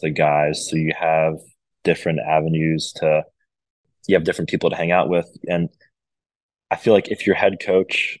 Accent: Rhode Island, United States; moved away as an adult; also born or lived in Georgia; I was coming from Rhode Island, and I was a huge fish in a very small pond

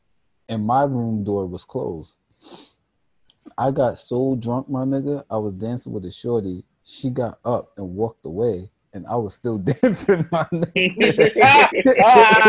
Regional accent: Canada; I'm Canadian. Right, so you're right. I'm foreign.

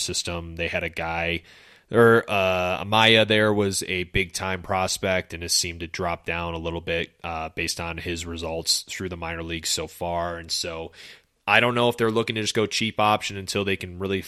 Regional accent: Carpentersville, Illinois, United States; our high school, Dundee Crown High School in Carpentersville, Illinois.

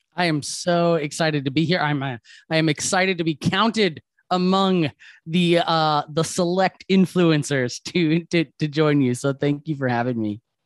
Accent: Wisconsin, United States; moved away; I'm originally from Wisconsin, right? So Tommy Thompson was my governor for so many years.

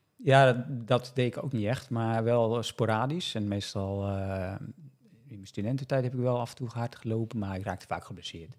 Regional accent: Netherlands; ik uit Nederland kwam

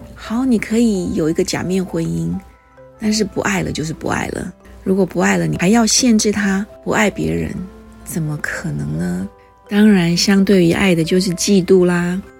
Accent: Taiwan; 我们台湾人是怎么对待越南人的，很清楚

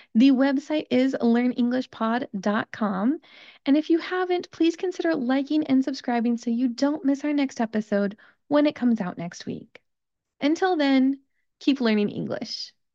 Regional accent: United States

